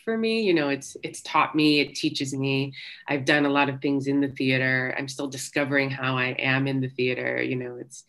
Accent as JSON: {"language": "English", "country": "United States", "tie": "born or raised there", "also_born_or_lived": "Staten Island, New York / Princeton, New Jersey / Boston", "said": "I was born in Staten Island, New York, and grew up in New York and in Princeton, New Jersey"}